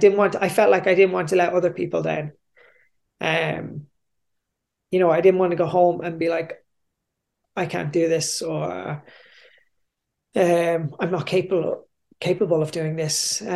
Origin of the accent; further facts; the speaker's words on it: Australia; I was the guy from Australia, and I, you know, worked in the big office over there, and I was wearing nice clothes, and I still had my tan.